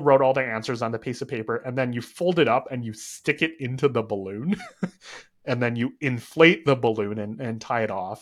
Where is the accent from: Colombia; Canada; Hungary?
Canada; I was born and raised in Canada